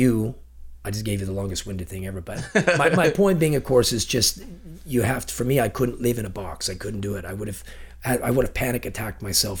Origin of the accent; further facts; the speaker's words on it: Ontario, Canada; now in Chilliwack, Canada; So we have, there's a 20 year gap where they left for BC. I'm from Ontario originally, and my older family left us. So there was me and my two sisters really, we're the second generation that came to Chilliwack.